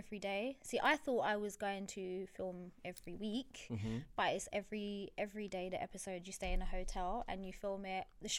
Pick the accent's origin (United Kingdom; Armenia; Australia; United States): United Kingdom; London; accent: East Londonish; I grew up in East London my whole life.